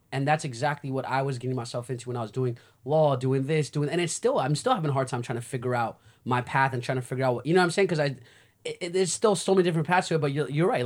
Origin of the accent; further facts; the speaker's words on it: United States; I'm from the States